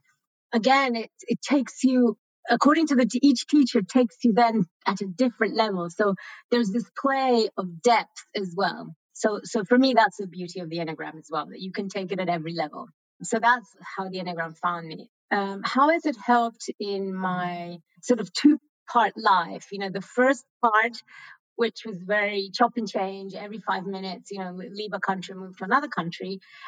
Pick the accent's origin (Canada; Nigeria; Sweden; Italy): Italy; English is a second language; now in Lausanne, Switzerland; So originally I'm from Italy, I live in Switzerland, but I've traveled a lot during my youth, you know, 3 years here, 2 years there, 1 year here and another year there, until we finally arrived in Switzerland.